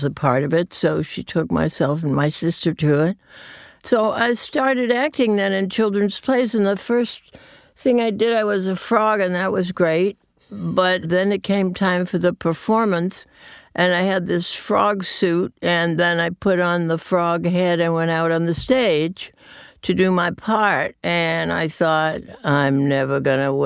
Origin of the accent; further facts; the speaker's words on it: New England, United States; I'm from New England. And I'm from an old New England family back to 1632